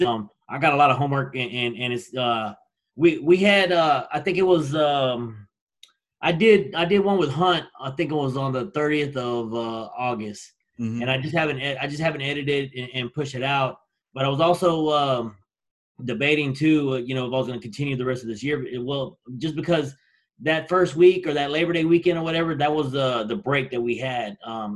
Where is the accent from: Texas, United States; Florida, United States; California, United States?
Texas, United States; moved away; I'm from there